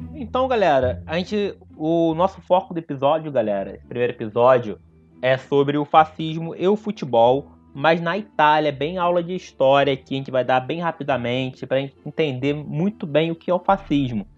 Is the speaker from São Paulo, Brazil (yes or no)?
no; Nova Iguaçu, Rio de Janeiro, Brazil; Sou da Baixada Fluminense, de Nova Iguaçu